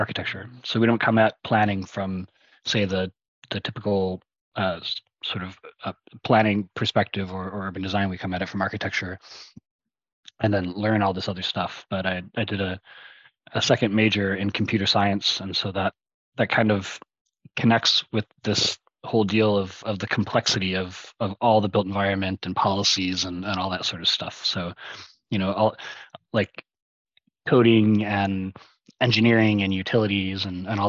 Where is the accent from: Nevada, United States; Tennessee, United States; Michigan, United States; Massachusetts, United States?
Michigan, United States; Detroit; moved away as an adult; also born or lived in Miami, Florida; now in Portland, United States; I'm from Detroit. Originally, well, Metro Detroit, which was a totally different world in the 80s and 90s when I grew up there than it is today